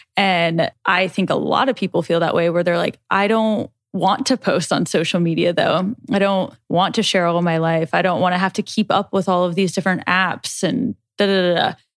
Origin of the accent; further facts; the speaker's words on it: Nebraska, United States; We we're from Nebraska